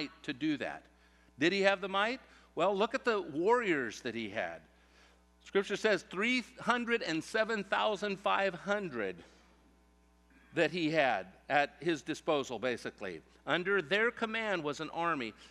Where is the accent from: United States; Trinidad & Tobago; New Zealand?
United States; Central California; growing up in Central California, around agriculture